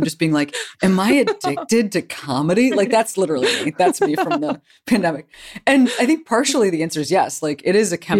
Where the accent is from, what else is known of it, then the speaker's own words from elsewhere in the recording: Chicago, Illinois, United States; I'm from Chicago